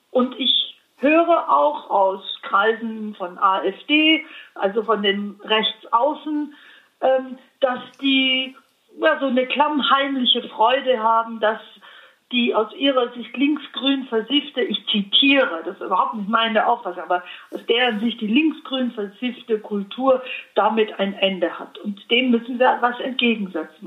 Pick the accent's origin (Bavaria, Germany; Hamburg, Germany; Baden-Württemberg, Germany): Bavaria, Germany; Allgäu; Ich komme aus dem Allgäu